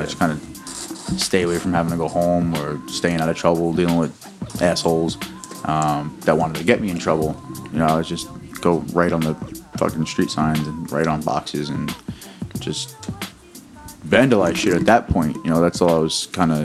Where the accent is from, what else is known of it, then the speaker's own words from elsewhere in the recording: Newark, New Jersey, United States; also born or lived in Bloomfield / Belleville / Secaucus / Toms River; Now that I'm over 30, most of my years in Newark.